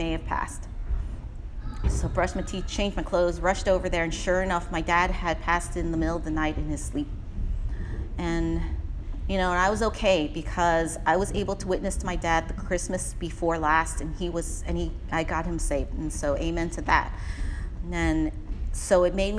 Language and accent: English; San Francisco, California, United States; Garson and I grew up in the Richmond